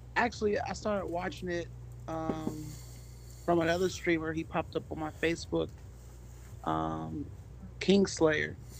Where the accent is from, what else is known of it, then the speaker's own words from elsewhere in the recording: Pittsburgh, Pennsylvania, United States; I'm from Pittsburgh, Pennsylvania